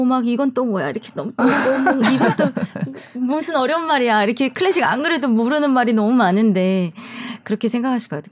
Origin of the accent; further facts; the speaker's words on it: South Korea; moved away as an adult; also born or lived in Germany; 한국에서 나온 우리 한국 출신 성악가들